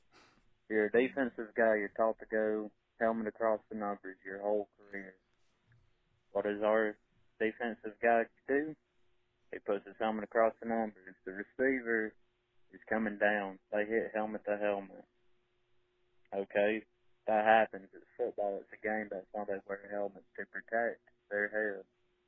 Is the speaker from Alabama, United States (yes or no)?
yes; Alabama, United States; I'm from Alabama